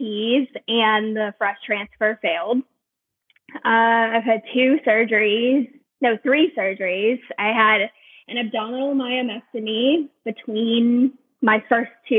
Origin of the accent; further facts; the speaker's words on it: Baton Rouge, Louisiana, United States; moved away as an adult; also born or lived in New Orleans; now in California, United States; Originally from Baton Rouge, and I lived in New Orleans